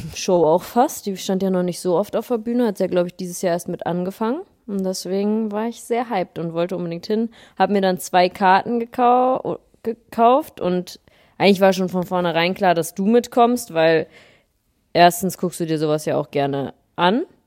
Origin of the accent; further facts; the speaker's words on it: the North, Northern Germany, Germany; moved away; bin frisch zurück aus dem Norden, da wo ich herkomme.